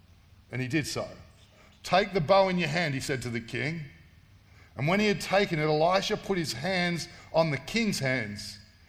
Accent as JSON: {"language": "English", "town": "Sydney", "region": "New South Wales", "country": "Australia", "tie": "born or raised there", "said": "I grew up in Western Sydney. I sound like I'm from Tamworth, look like I'm from Tamworth. Been there a long time now, but I grew up in Western Sydney."}